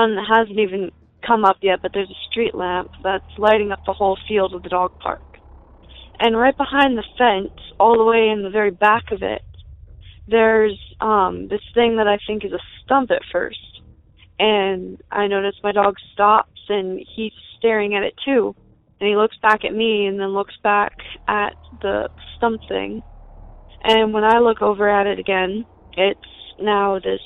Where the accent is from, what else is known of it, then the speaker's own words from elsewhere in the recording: Bethel, Ohio, United States; I'm from rural Cincinnati, Ohio, just outside of Bethel